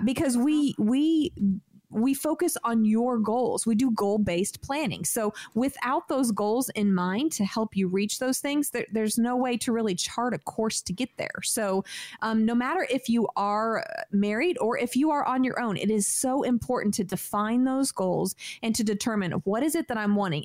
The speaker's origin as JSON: {"language": "English", "region": "California", "country": "United States", "tie": "born or raised there", "moved": "yes", "said": "I grew up in California"}